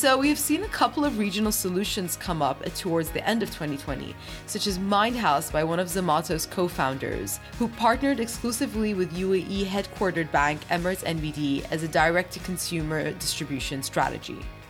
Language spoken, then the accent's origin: English; Bahrain; For the listeners who don't know, I'm from Bahrain, so it's quite nice to have the first female Bahrain guest as well